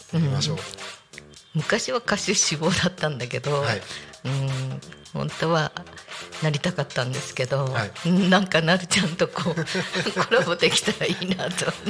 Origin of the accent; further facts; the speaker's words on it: Saitama, Japan; うちの実家も埼玉で